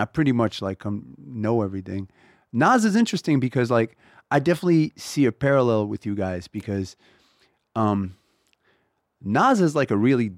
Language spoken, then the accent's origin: English; Texas, United States; We want to be the … of funk. I'm from Texas. They're the biggest influence on ….